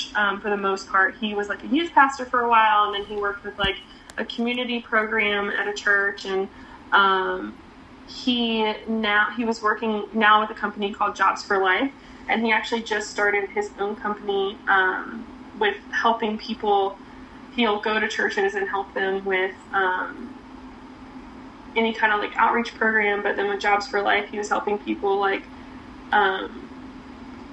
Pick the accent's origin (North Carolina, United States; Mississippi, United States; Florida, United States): North Carolina, United States; Cary; now in Charlotte, United States; I grew up in Cary, North Carolina